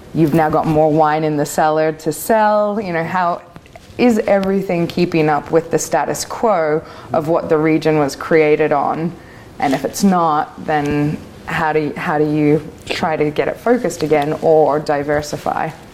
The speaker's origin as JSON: {"language": "English", "country": "Australia", "also_born_or_lived": "Vancouver", "moved": "yes", "lives_now": "Oregon, United States", "said": "I am Australian"}